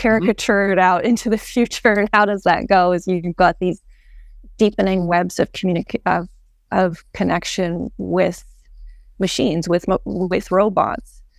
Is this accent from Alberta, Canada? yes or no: yes; Edmonton, Alberta, Canada; I was born in Edmonton